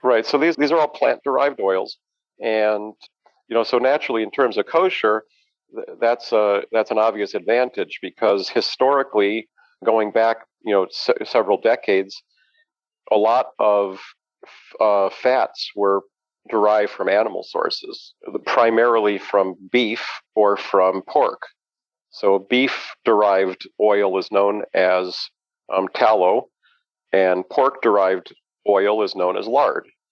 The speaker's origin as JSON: {"language": "English", "town": "Denver", "region": "Colorado", "country": "United States", "tie": "born or raised there", "moved": "as an adult", "lives_now": "Chicago, United States", "said": "I grew up in Denver, Colorado"}